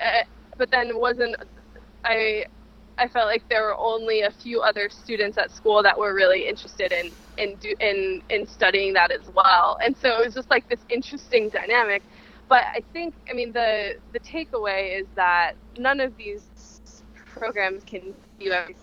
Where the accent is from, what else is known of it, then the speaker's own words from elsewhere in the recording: Santa Barbara, California, United States; moved away; I'm from California, I'm from Santa Barbara, which is a small town with virtually no music scene.